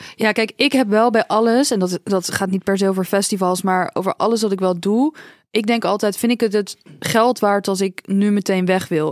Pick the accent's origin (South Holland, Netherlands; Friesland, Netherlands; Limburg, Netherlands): South Holland, Netherlands; Dordrecht; bij ons in Dordrecht